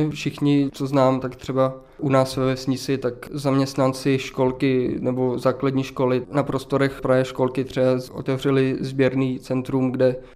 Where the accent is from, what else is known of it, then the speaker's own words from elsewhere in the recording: Subcarpathia, Zakarpattia Oblast, Ukraine; my, Rusíni, jako rodáci z Podkarpatí